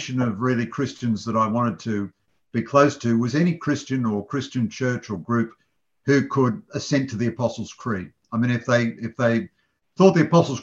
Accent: Sydney, New South Wales, Australia; now in Melbourne, Australia; I'm a Sydney-sider originally

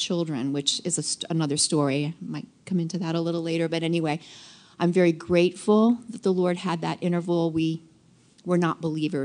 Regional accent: Washington, District of Columbia, United States; I was born in 1950 in Washington, D.C.

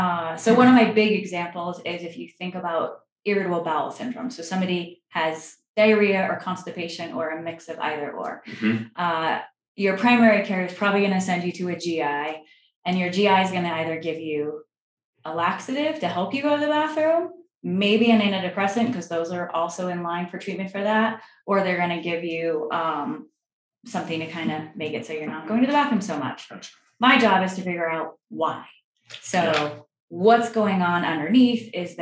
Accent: Vermont, United States; moved away; also born or lived in New York; I grew up in Vermont.

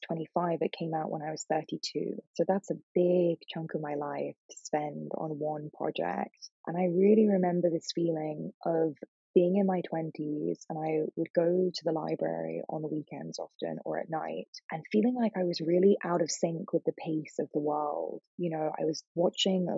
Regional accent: England, United Kingdom; also born or lived in New York; now in Los Angeles, United States; I grew up in England, which is a very non-religious country now

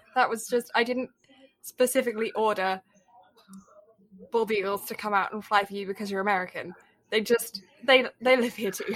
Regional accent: Canada; me being Canadian

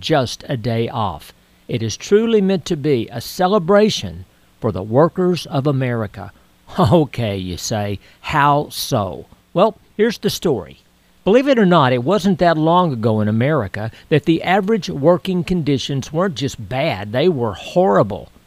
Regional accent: Texas, United States; when I was a kid growing up in Texas

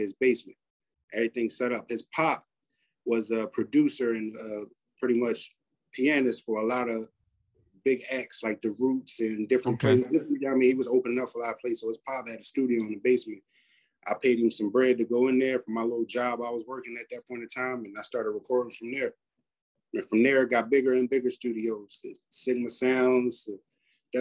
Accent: Philadelphia, Pennsylvania, United States; I was born in North, pretty much Mansion on Napa Street, raised in West, Overbrook.

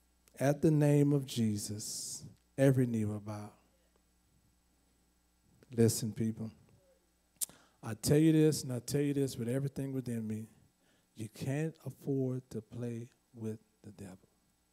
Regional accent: California, United States; Never heard of Quick Trip because I came from California, so I never heard of Quick Trip.

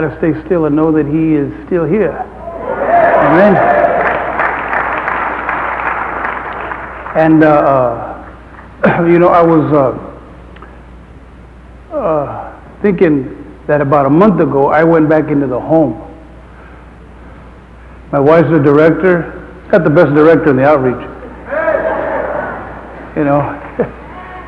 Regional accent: Santa Paula, California, United States; I was from a community 9 miles away from Fillmore, Santa Paula

